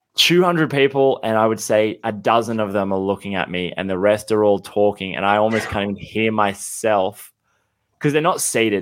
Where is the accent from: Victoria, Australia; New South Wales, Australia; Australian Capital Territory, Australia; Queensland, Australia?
Australian Capital Territory, Australia; Canberra; moved away as an adult; now in Sydney, Australia; I grew up in Canberra, but I just, I moved to Sydney